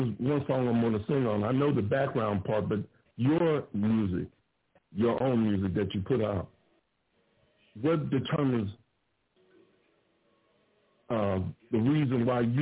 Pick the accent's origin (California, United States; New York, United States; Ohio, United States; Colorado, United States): Ohio, United States; now in Grand Prairie, United States; I'm in Texas right now, but I was born in Ohio